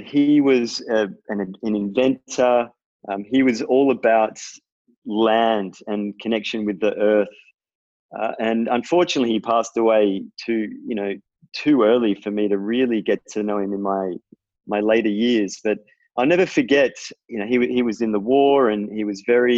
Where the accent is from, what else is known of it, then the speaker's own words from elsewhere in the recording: Melbourne, Victoria, Australia; I'm from Melbourne. And I grew up in sort of the Bayside suburbs around Elwood kind of area